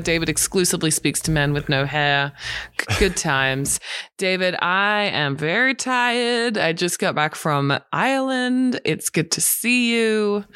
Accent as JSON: {"language": "English", "country": "Australia", "moved": "yes", "lives_now": "Los Angeles, United States", "said": "being an Australian"}